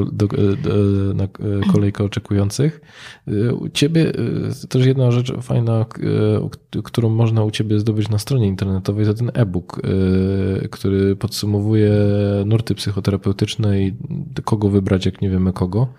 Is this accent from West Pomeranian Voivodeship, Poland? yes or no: no; Katowice, Silesian Voivodeship, Poland; now in Wrocław, Poland; ja pochodzę z Katowic, no i tam ci ojcowie byli, na kopalni najczęściej